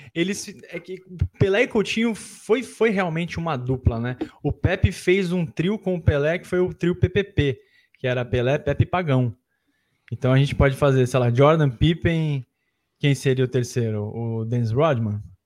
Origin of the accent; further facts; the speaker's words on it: Santos, São Paulo, Brazil; eu sou de Santos, né? Eu nasci em Santos, eh, meus pais são de Santos.